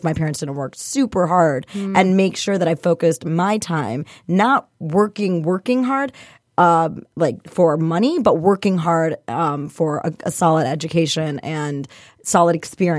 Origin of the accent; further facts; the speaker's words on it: Michigan, United States; also born or lived in India; So I was actually born in India, but I moved here when I was one. So I'm effectively born and raised in Michigan.